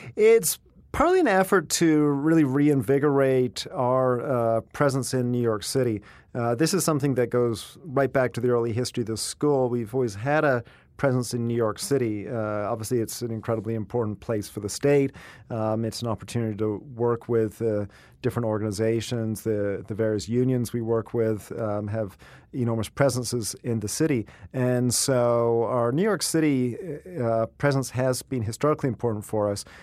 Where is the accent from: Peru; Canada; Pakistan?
Canada; moved away; also born or lived in England; I was born in England and grew up in Canada